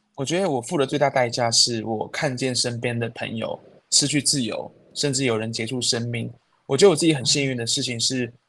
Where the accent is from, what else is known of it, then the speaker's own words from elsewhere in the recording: Taiwan; 我就是台湾人啊